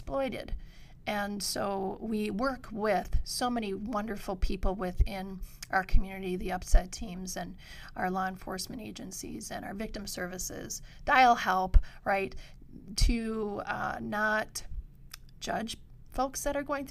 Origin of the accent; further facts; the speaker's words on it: Painesdale, Michigan, United States; also born or lived in L'Anse, Michigan; I was born in Launce, raised in Painesdale. I'm a copper miner daughter